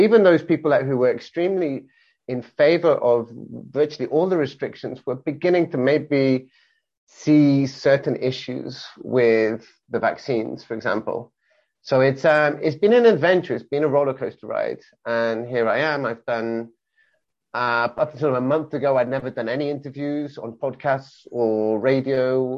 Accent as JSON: {"language": "English", "region": "England", "country": "United Kingdom", "tie": "born or raised there", "also_born_or_lived": "Wales", "lives_now": "Barcelona, Spain", "said": "I am I'm British, born and bred, born in Wales, brought up in England of English parents. But I've been in Barcelona for the last 21 years."}